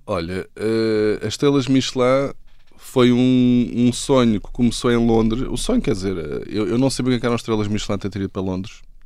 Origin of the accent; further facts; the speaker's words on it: Carcavelos, Lisbon, Portugal; moved away; also born or lived in United States / Pittsburgh / London / Australia; sou de Carcavelos